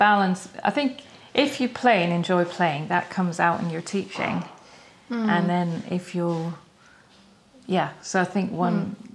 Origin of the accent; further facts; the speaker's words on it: Scotland, United Kingdom; moved away as an adult; also born or lived in London; being Scottish